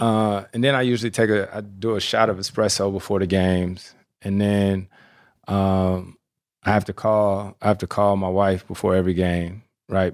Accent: North Carolina, United States; moved away as an adult; I'm born and raised in North Carolina

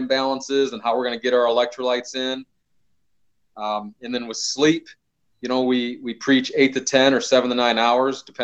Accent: Midwest, United States; I'm from the Midwest. I grew up in a hard working household.

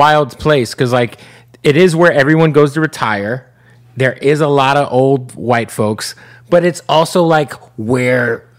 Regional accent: Phoenix, Arizona, United States; born or raised there

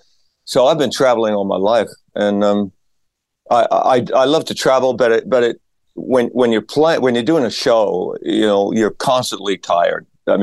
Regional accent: Australia; also born or lived in various places in Australia; I'm from Australia originally. My dad was in the Australian Army.

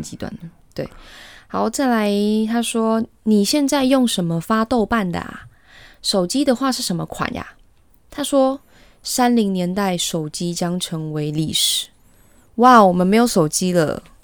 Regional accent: Taiwan; 我们台湾人

